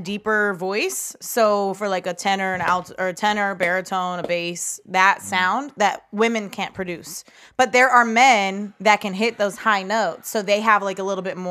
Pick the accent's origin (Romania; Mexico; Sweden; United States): United States; Midwest; accent: twang; To my fellow Midwesterner